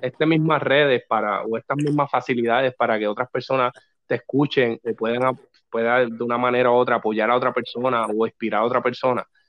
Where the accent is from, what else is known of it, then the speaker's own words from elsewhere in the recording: Corozal, Puerto Rico; also born or lived in New York; nací en Nueva York, soy como tú, de allá afuera. exacto. Eh, pero me crié toda mi vida en Dos Bocas, Barrio Dos Bocas uno en Corozal.